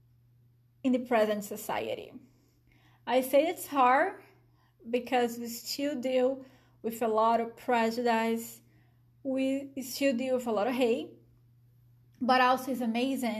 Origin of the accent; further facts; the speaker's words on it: Brazil; accent: Brazilian; English is a second language; moved away as an adult; now in Michigan, United States; a Brazilian. You guys probably figured out by my accent.